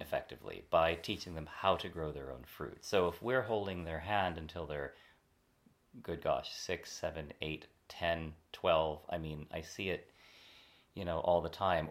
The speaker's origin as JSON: {"language": "English", "region": "California", "country": "United States", "said": "I'm from California"}